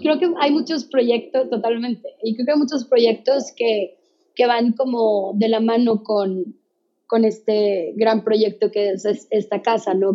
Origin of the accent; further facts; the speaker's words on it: Mexico; como mexicanos